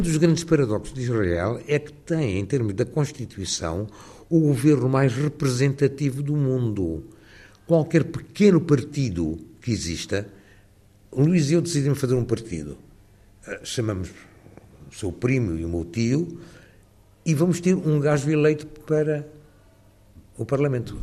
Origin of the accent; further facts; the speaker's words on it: Lisbon, Portugal; moved away as an adult; now in London, United Kingdom; a minha adolescência em Lisboa. Eu sinto mais lisboeta do que qualquer outra coisa